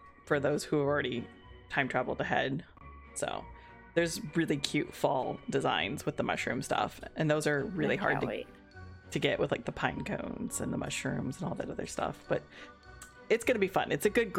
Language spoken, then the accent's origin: English; Florida, United States; And I live in Florida, and I grew up in Florida. Being military, it's hard to say where I grew up in, but like we did at least 8 years of my youth in Florida, so I'm gonna say I grew up in Florida and then moved around.